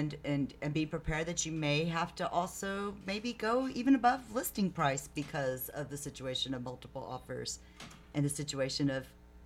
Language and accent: English; Lake McQueeney, Texas, United States; also born or lived in San Antonio, Texas / Colorado; now in San Marcos, United States; I was born in San Antonio, but I grew up in Lake McQueenie and lived there until I attended Southwest Texas, well, Texas State, but back then it was Southwest Texas State University